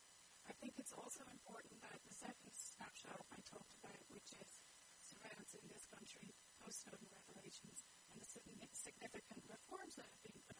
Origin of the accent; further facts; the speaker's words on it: Ireland; I'm from Ireland